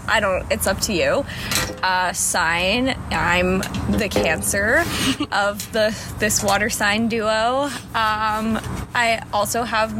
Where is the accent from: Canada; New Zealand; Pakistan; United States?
Canada; Toronto, Ontario; accent: Canadian; But, like, we're from Toronto.